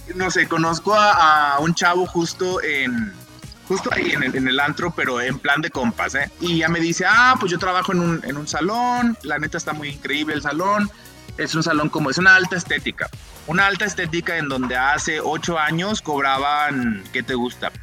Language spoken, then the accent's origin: Spanish; Chimaltitán, Jalisco, Mexico; also born or lived in Guadalajara; nací, aquí en Guadalajara, eso sí es verdad, pero toda mi vida este, viví en un pueblito que se llama Chimaltitán, Jalisco